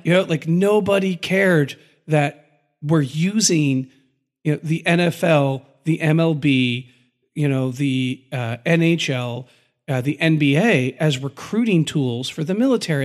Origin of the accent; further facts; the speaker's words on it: United States; as we define ourselves as Americans